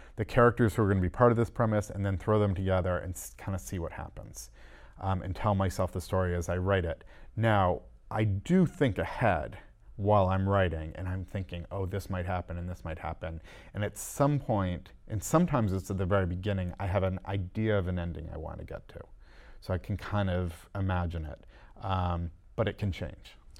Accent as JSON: {"language": "English", "region": "Massachusetts", "country": "United States", "tie": "born or raised there", "said": "I live, um, outside of Boston, um, and I grew up in Massachusetts"}